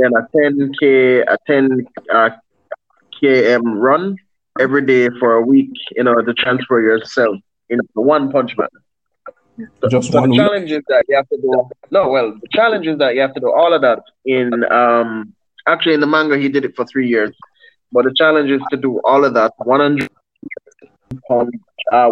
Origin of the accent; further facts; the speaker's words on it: Jamaica; I'm Caribbean based. I'm a Jamaican, born and bred.